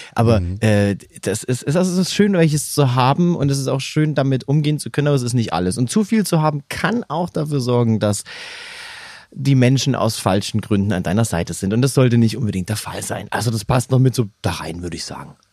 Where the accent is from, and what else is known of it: Saxony, Germany; born or raised there; accent: Saxon; moved away